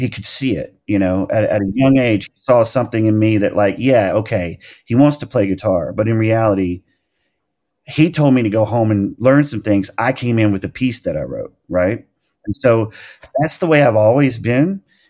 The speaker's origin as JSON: {"language": "English", "town": "El Dorado", "region": "Arkansas", "country": "United States", "tie": "born or raised there", "said": "I mean, that was like even people from my hometown in El Dorado, Arkansas would understand that."}